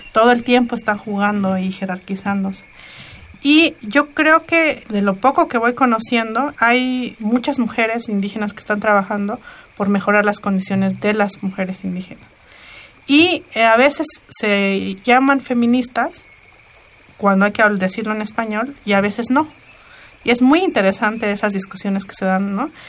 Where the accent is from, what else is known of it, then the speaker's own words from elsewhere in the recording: Ayutla, Oaxaca, Mexico; first language Mixe; Spanish is a second language; moved away as an adult; cuando yo me fui de Ayutla